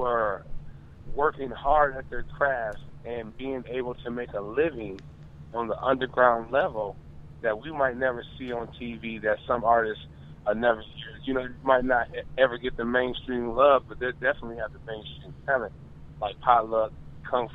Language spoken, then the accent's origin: English; Michigan, United States; I'm from Michigan